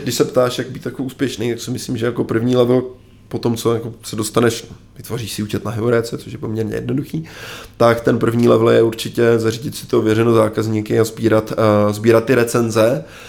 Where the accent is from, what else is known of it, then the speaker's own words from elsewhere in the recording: Czechia; já jsem Čech